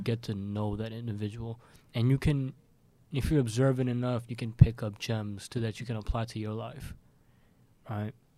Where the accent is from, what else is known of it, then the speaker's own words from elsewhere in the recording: Pakistan; I'm Pakistani